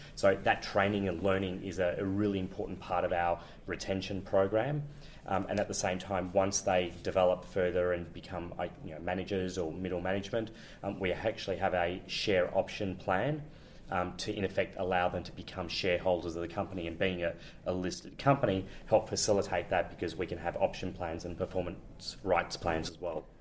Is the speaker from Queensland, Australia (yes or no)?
no; Melbourne, Victoria, Australia; moved away as an adult; now in Amsterdam, Netherlands; I'm originally from Melbourne. I'm a Melbourne boy, uh, in fact, from uh, Richmond.